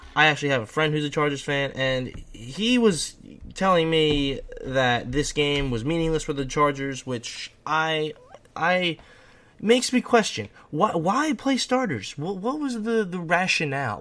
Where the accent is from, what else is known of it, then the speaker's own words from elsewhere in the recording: New York, United States; As a New Yorker